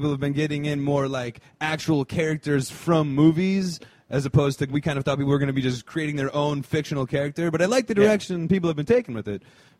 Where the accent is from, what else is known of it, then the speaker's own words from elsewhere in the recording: New Jersey, United States; growing up in Jersey, Northeast.